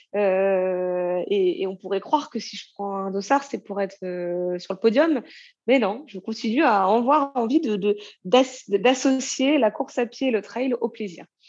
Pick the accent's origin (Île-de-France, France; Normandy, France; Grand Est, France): Normandy, France; je viens de Normandie